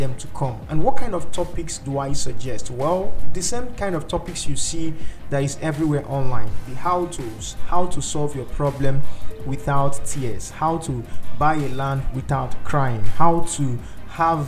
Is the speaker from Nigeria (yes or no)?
yes; Nigeria; I'm a Nigerian